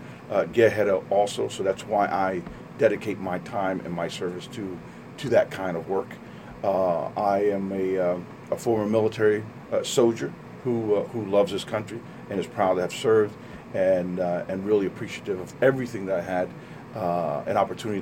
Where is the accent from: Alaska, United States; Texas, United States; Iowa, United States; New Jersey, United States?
New Jersey, United States; Trenton; I'm from Trenton, born and raised here.